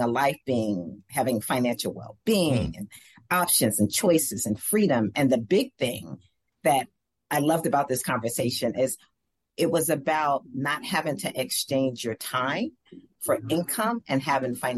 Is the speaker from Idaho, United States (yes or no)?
no; New York City, New York, United States; also born or lived in New Jersey; I grew up in New York